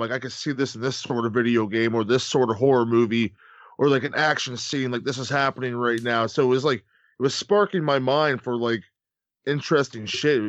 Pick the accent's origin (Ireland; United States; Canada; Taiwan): Canada; and I'm Canadian.